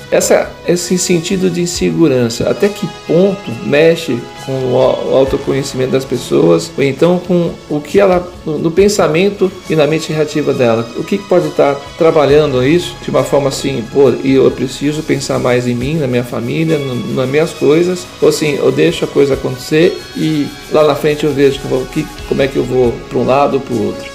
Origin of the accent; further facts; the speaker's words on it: Brazil; nós, como brasileiros